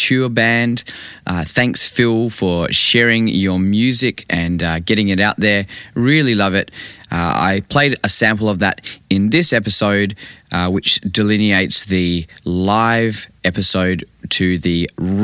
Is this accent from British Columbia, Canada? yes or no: yes; Vancouver, British Columbia, Canada; I grew up in Vancouver